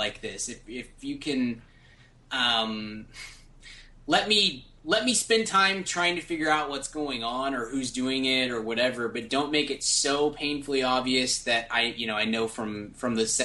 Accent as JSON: {"language": "English", "country": "United States", "said": "I'm super American"}